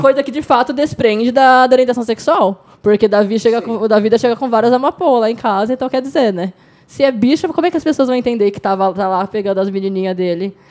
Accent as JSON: {"language": "Portuguese", "region": "São Paulo", "country": "Brazil", "moved": "yes", "lives_now": "Foz do Iguaçu, Brazil", "said": "Moro em Foz do Iguaçu agora, mas sou de São Paulo."}